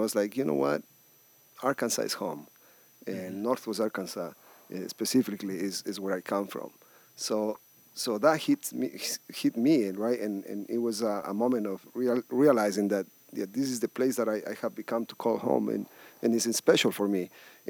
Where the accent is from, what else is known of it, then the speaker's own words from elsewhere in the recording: Ecuador; now in United States; I'm from everywhere because I was born in Ecuador